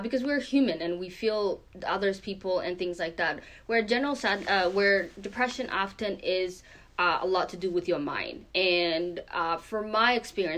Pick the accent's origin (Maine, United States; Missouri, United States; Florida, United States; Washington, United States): Maine, United States; also born or lived in Kenya; I was born in Kenya, but I was raised mainly in the U.S. In the last 10 years or so, specifically in Maine. And I went, you know, through the middle school here, the high school here, and even college here